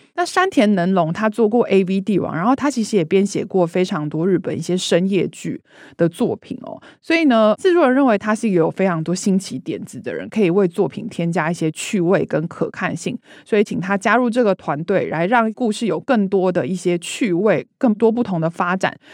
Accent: Taiwan; 身为台湾人其实觉得非常的骄傲

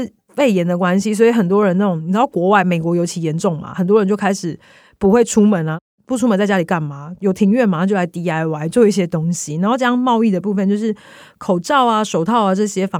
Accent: Taiwan; 我们台湾人的想法会是，我要买家具，我要买一些居家用品的时候

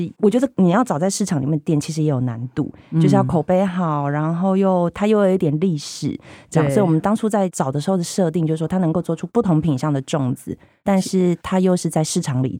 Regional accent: Tainan, Taiwan; 我因为台南小孩，就是一定是吃南部粽

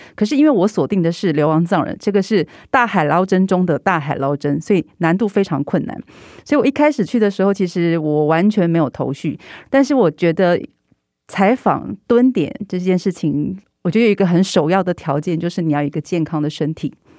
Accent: Taiwan; 当他们知道我是台湾人之后

